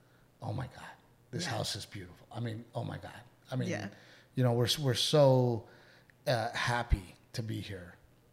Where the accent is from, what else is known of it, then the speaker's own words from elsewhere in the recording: Portland, Texas, United States; I grew up in Gregory, Portland.